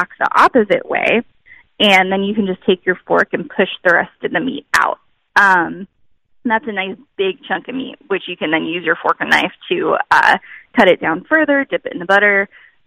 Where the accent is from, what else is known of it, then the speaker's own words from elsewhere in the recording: New England, United States; moved away as an adult; also born or lived in Texas; I grew up in New England